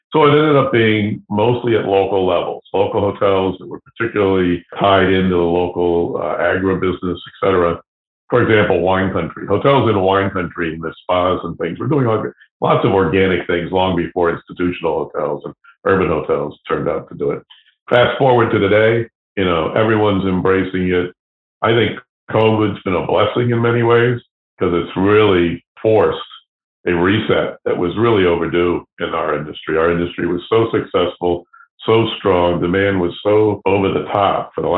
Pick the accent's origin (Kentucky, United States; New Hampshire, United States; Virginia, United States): New Hampshire, United States; New London; now in Boston, United States; So I came to Boston from New London, New Hampshire, to pursue a radio and television career.